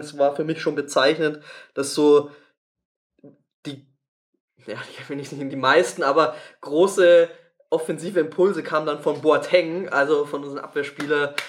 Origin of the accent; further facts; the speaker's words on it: Tegernsee, Bavaria, Germany; aus meinem Geburtsort Tegernsee